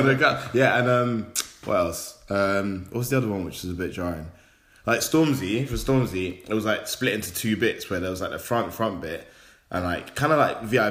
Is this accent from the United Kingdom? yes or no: yes; London, United Kingdom; we're from London.